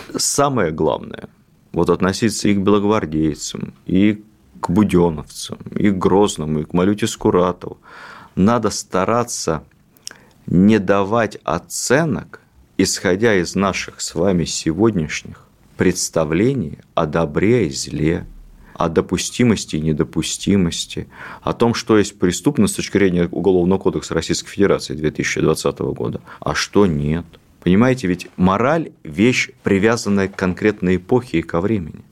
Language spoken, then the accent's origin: Russian; Ukraine; я с, родом с Украины